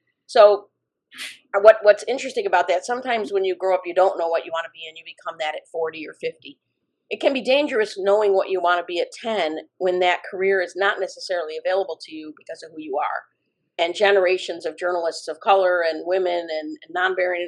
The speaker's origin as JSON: {"language": "English", "town": "Chicago", "region": "Illinois", "country": "United States", "tie": "born or raised there", "also_born_or_lived": "Highland Park, Illinois", "said": "I'm a native Chicagoan, and when I say that, I say 99% of that time has been in the city of Chicago. I was born at Edgewater Hospital."}